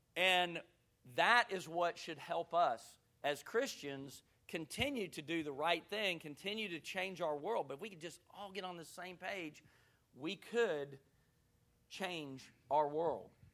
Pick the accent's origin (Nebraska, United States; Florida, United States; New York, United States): Florida, United States; Gulf Breeze; moved away as an adult; also born or lived in Hattiesburg, Mississippi; I grew up in Gulf Breeze, Florida, which is right outside of Pensacola